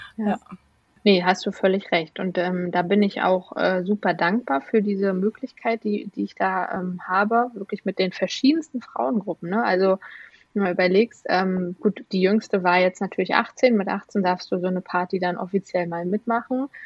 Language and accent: German; Rostock, Mecklenburg-Vorpommern, Germany; moved away as an adult; now in Berlin, Germany; von Rostock, wo ich geboren bin, dann nach Berlin in die, ins, ja, in die Großstadt gezogen.